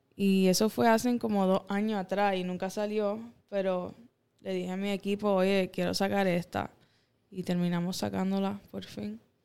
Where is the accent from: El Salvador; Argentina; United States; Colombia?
United States; Miami, Florida; first language English; Spanish is a second language; Because I was born in Miami.